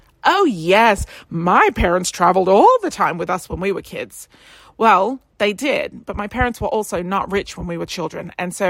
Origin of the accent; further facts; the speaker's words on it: Australia; moved away as an adult; now in London, United Kingdom; But I moved from Australia to the UK with $326 in my pocket.